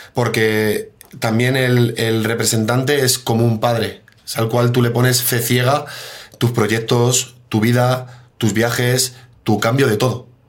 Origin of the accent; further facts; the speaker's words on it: Mejorada del Campo, Community of Madrid, Spain; moved away as an adult; also born or lived in Poland / Italy / Switzerland; Yo soy de Mejorada del Campo y me crié en el Mejoreño